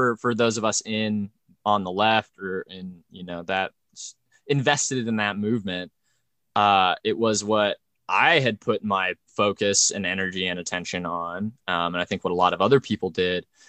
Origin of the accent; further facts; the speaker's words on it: Idaho, United States; we were raised in Idaho